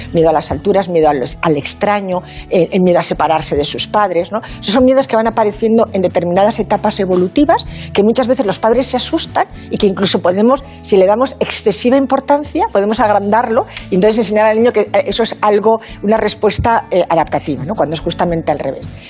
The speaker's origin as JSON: {"language": "Spanish", "region": "Asturias", "country": "Spain", "moved": "yes", "lives_now": "Valencia, Spain", "said": "Soy asturiana de corazón valenciana de adopción"}